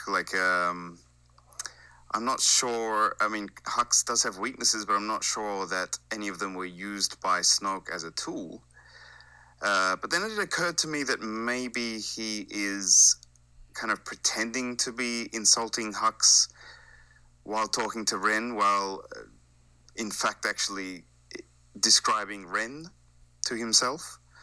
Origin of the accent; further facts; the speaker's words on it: Australia; also born or lived in Japan; now in Sweden; I am living in Sweden, but, uh, like your boy Steel Saunders, I am originally from Australia